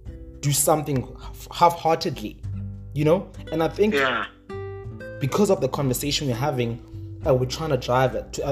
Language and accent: English; East London, Eastern Cape, South Africa; moved away; I came from East London and I was living a different life